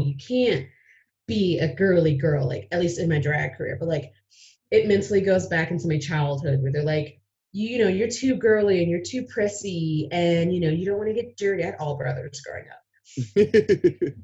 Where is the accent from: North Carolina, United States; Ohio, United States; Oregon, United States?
Ohio, United States; moved away as an adult; now in Aurora, United States; I left my home state from Ohio.